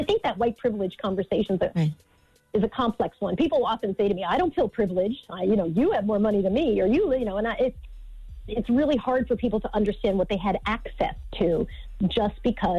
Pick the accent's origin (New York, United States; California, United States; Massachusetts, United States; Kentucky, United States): New York, United States; Long Island; When I was growing up in Long Island, people used to protest.